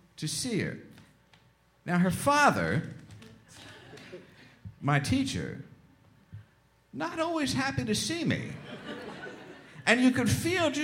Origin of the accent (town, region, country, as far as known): West Chester, Pennsylvania, United States; born or raised there